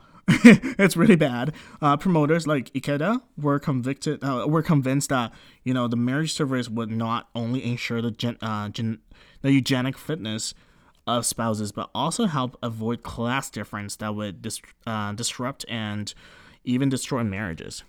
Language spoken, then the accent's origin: English; Canada; We are born and raised yeah. in Canada, so we're um, you know, we're considered Canadian